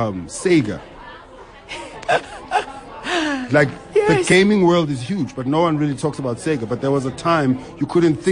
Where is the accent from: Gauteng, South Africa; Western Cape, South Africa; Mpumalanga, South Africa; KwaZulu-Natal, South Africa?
Gauteng, South Africa; Bryanston; I'm from Bryanston. … I'm Bryanston.